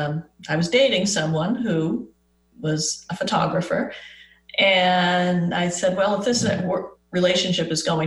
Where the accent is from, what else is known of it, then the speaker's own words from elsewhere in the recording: East Coast, United States; moved away as an adult; now in Arizona, United States; I'm from the East Coast